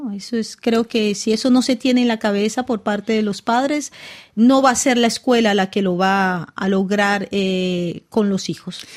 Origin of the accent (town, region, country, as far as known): Cartagena, Bolívar, Colombia; born or raised there; moved away; also born or lived in Caracas, Venezuela / France